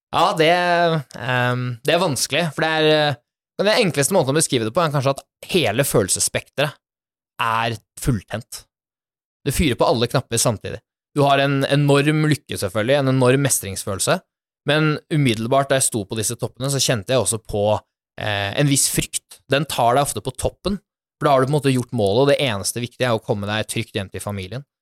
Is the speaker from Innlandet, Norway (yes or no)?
no; Bærum, Akershus, Norway; jeg er jo opprinnelig fra Bærum. En helt eh, vanlig gutt som er født og oppvokst der.